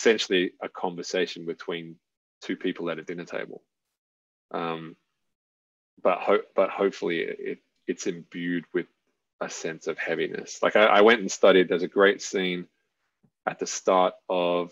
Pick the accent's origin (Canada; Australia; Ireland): Australia; I'm Australian